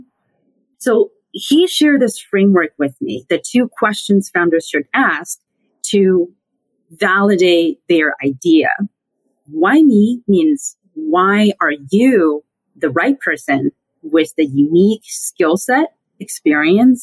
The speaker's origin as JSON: {"language": "English", "region": "Sichuan", "country": "China", "tie": "born or raised there", "moved": "as an adult", "lives_now": "United States", "said": "I grew up in mainland China. I hail from Sichuan, which is also hometown to giant pandas, hot pot, and Deng Xiaoping. And I came to the U.S. for graduate school about 12 years ago, and I've lived here since then"}